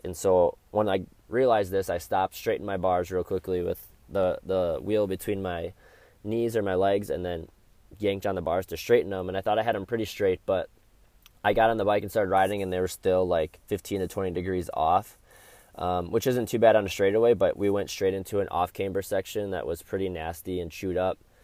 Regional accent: Wisconsin, United States; my home state of Wisconsin

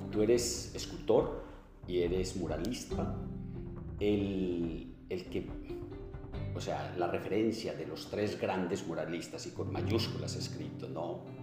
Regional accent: Colombia; yo como colombiano

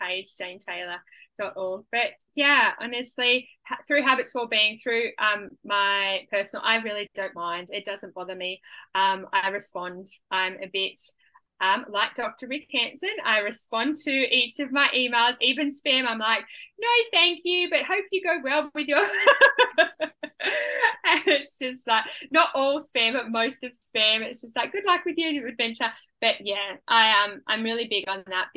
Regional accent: Hunter Valley, New South Wales, Australia; now in Gold Coast, Australia; Growing up in the Hunter Valley, I loved it down there. I loved where I grew up because it was on a property.

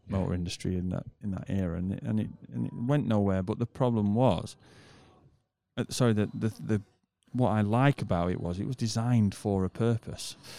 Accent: United Kingdom; moved away; I'm a British person

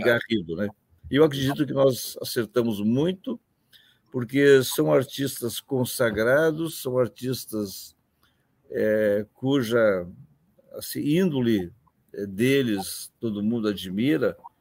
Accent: Campanha region, Rio Grande do Sul, Brazil; Mesmo Rio Grande do Sul, aquela região onde eu nasci, que tenho lá meus irmãos, chamada região da Campanha

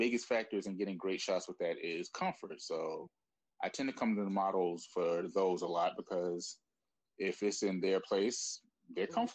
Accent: New York City, New York, United States; I'm from Brooklyn

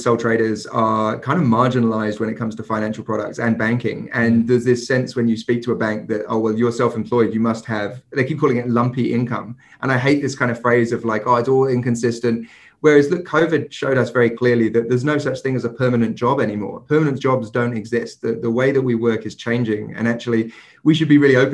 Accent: England, United Kingdom; moved away; I'm English myself

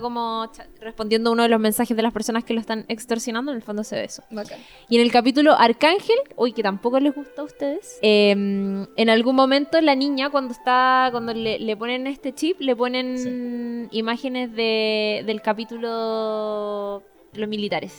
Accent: Chile; also born or lived in Osorno / Talca / La Serena; Yo soy nacida en Osorno, más criada en Talca y La Serena.

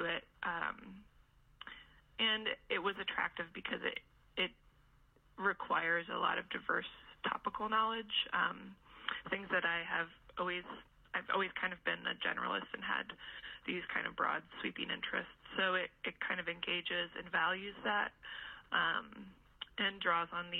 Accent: Indiana, United States; moved away as an adult; also born or lived in Michigan / Vermont; now in West Virginia, United States; I grew up in Indiana

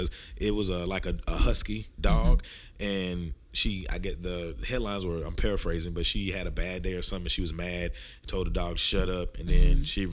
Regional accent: Texarkana, United States; Texarkana, my hometown.

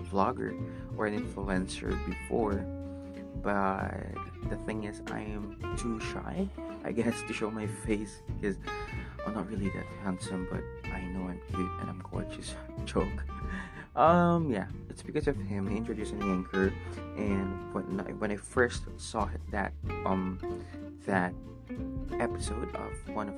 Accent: Philippines; first language Tagalog; English is a second language; my own language, which is Tagalog, because I'm Filipino

